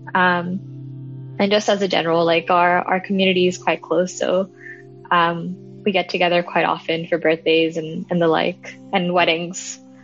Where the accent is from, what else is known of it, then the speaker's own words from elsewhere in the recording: Hong Kong; I was born and raised in Hong Kong